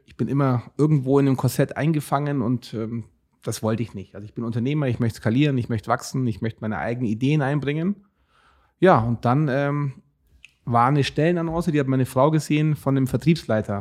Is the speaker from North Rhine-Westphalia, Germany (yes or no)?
no; Augsburg, Bavaria, Germany; accent: Bavarian; ich komme aus Augsburg